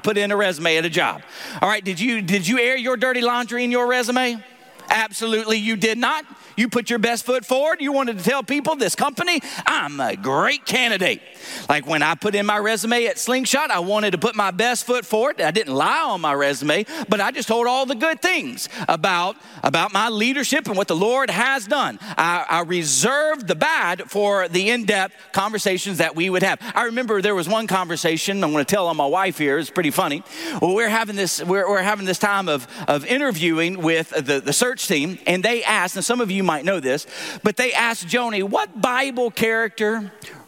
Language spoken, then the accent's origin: English; Tennessee, United States; accent: southern; moved away; I'm from Tennessee.